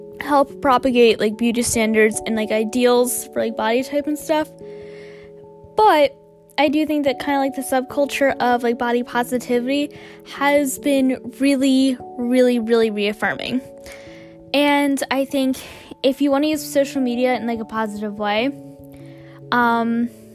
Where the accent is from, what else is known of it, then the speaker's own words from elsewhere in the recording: United States; as an American